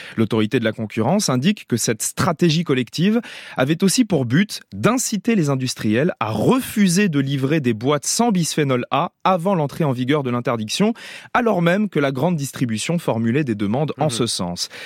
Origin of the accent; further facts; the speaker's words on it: France; chez nous en France